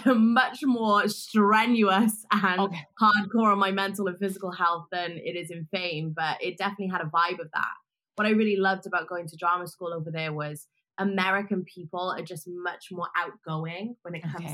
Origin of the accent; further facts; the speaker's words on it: Wales, United Kingdom; moved away as an adult; now in Los Angeles, United States; I grew up in Wales and I was kind of feeling alienated because there was just a lot of white people. And growing up mixed race at the time, there wasn't so many mixed race people where I was, and also not being like Asian and white.